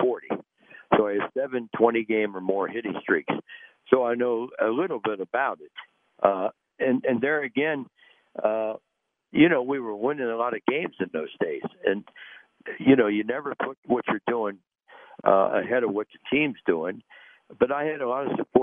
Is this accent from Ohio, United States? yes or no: yes; Cincinnati, Ohio, United States; that's my hometown